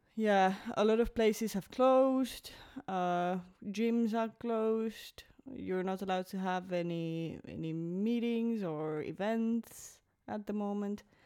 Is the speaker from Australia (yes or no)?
no; Finland; moved away as an adult; also born or lived in Belgium; I was born in Finland, but I also lived abroad uh, almost five years. I was living in Belgium